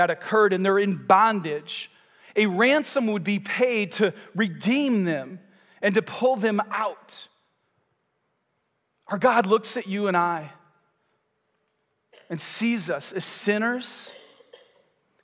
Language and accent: English; Michigan, United States; moved away as an adult; now in Florida, United States; When we moved to Florida, I'm from Michigan, we have basements, we have garages